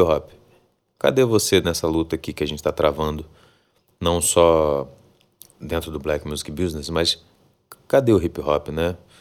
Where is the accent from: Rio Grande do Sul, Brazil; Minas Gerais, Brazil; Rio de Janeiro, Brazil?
Rio de Janeiro, Brazil; also born or lived in Salvador, Bahia; Eu sou soteropolitano, para quem não sabe, mas sou criado aqui no Rio de Janeiro também